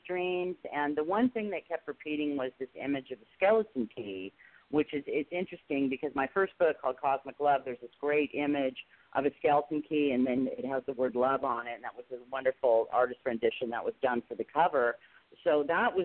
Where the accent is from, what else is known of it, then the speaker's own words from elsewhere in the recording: Tustin, California, United States; Tustin, California, pretty close to good old Disneyland. In Anaheim, we used to spend a lot of time, a lot of summers at Disneyland. So, yeah, that's where I grew up